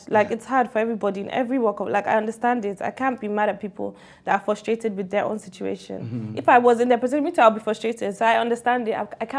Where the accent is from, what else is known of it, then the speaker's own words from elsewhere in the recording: London, United Kingdom; moved away as an adult; also born or lived in Tottenham / New York; I was born and raised in London, did my whole primary. I got shipped there when I was 13 for a year, and then I went back to London.